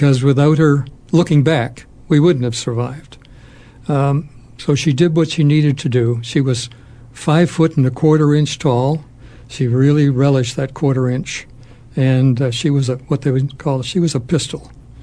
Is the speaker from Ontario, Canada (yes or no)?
yes; Toronto, Ontario, Canada; moved away; we went to a school called Central Tech in Toronto High School